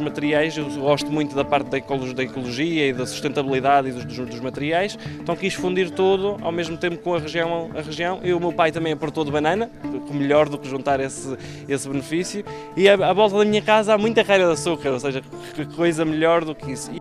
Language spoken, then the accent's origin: Portuguese; Canhas, Madeira, Portugal; also born or lived in Venezuela; Sou daqui dos Canhas, fui, eu nasci na Venezuela, mas fiquei desde, desde os 5 anos que, que estou cá na, na, nos Canhas. Cresci